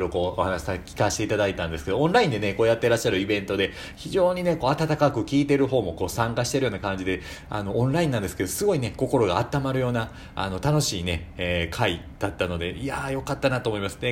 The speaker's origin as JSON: {"language": "Japanese", "region": "Shiga", "country": "Japan", "said": "私も滋賀県なんです"}